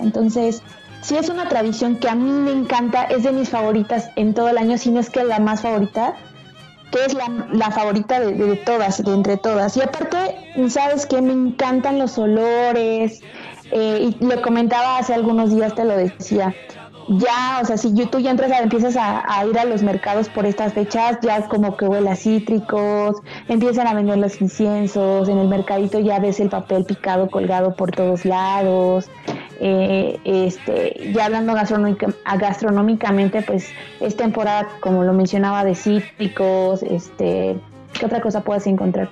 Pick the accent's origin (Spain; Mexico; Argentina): Mexico; nosotros como mexicanos